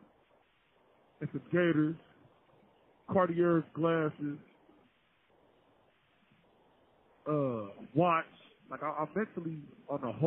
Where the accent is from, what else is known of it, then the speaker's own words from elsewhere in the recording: Cincinnati, Ohio, United States; Growing up on Bond Hill